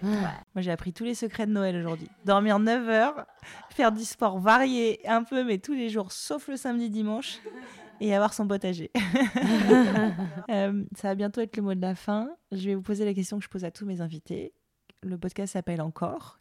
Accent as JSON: {"language": "French", "town": "Le Mans", "region": "Pays de la Loire", "country": "France", "said": "moi je viens du Mans, il y a les Alpes Mancelles"}